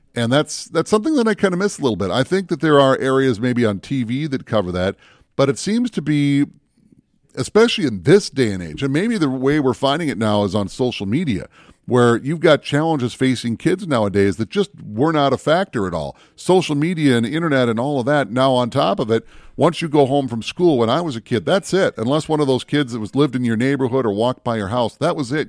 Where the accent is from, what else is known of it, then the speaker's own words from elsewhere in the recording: Minneapolis, Minnesota, United States; also born or lived in Bemidji, Minnesota; I grew up in the Twin Cities